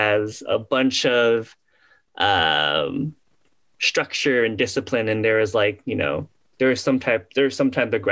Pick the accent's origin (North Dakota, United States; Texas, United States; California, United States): Texas, United States; Houston; growing up in Houston